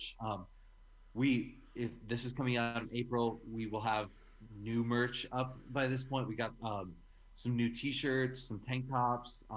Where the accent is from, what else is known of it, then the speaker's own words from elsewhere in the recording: Midwest, United States; we're from the Midwest